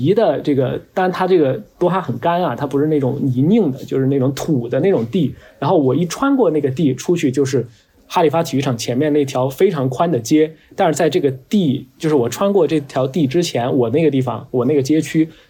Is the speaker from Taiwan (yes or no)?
no; China; 他都是明显区别于我们中国人嘛